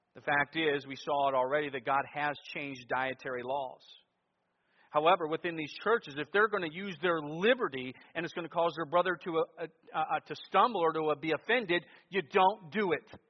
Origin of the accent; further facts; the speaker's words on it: Cleveland, Ohio, United States; what I experienced growing up in Cleveland, Ohio.